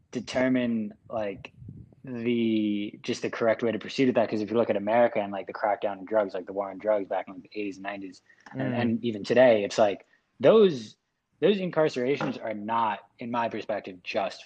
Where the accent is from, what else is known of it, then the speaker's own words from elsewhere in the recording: United States; moved away; also born or lived in China; I lived in China for however long, and like being in America, yeah, it's like I'll say I'm American